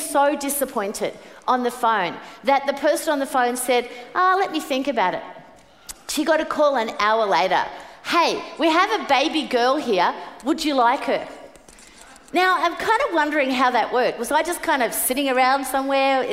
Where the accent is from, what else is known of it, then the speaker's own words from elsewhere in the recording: Brisbane, Queensland, Australia; moved away; I was born in Brisbane.